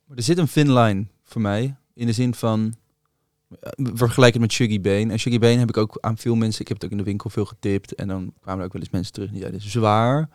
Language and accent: Dutch; Rijswijk, South Holland, Netherlands; bij mij in Rijswijk hadden we het Rode Huis om de hoek